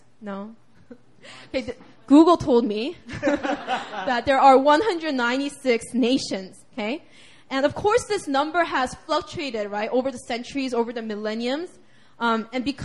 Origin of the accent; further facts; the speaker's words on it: United States; I'm from the United States of America. I'm a U.S. citizen